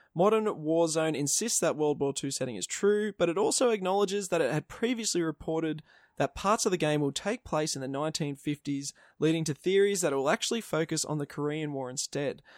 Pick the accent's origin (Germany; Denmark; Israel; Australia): Australia